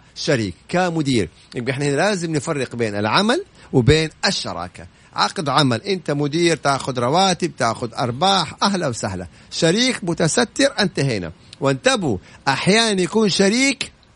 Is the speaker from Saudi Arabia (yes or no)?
yes; Saudi Arabia; انا اليوم كسعودي